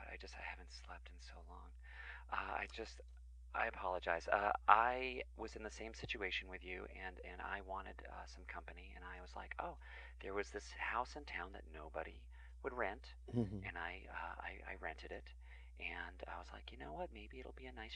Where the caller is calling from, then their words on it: Cherry Valley, New York, United States; And I'm calling from Cherry Valley in upstate New York.